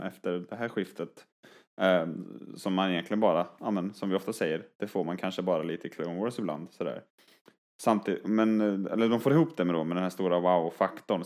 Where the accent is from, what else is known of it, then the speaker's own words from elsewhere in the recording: Skövde, Västra Götaland, Sweden; jag är från Skövde